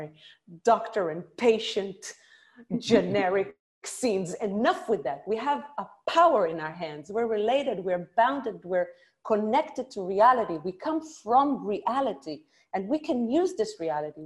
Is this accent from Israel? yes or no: yes; Israel; growing up in Israel and doing a lot of comedy in Israel